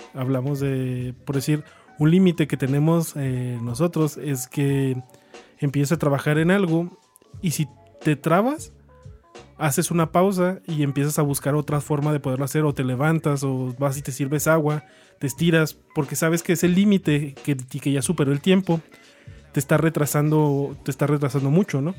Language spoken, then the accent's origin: Spanish; Chihuahua, Mexico; nosotros somos de Chihuahua y es muy común que la gente pues, de aquí que estamos pegados a Estados Unidos